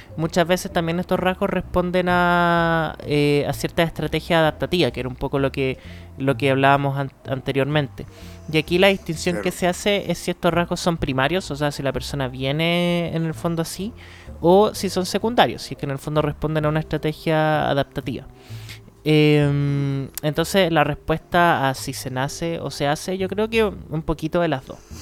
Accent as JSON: {"language": "Spanish", "region": "Antofagasta", "country": "Chile", "moved": "yes", "lives_now": "Santiago, Chile", "said": "yo soy de Antofa"}